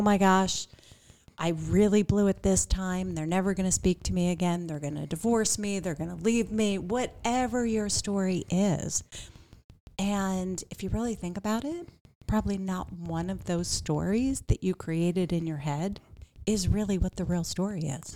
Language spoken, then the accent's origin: English; Pittsburgh, Pennsylvania, United States; also born or lived in Miami, Florida; now in Phoenix, United States; I came from a medium-sized town, so I grew up outside of Pittsburgh